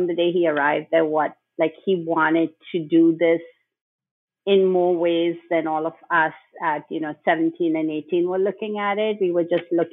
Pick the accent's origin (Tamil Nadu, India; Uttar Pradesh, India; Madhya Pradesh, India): Madhya Pradesh, India; Bhopal; moved away as an adult; also born or lived in Mumbai; I grew up in Bhopal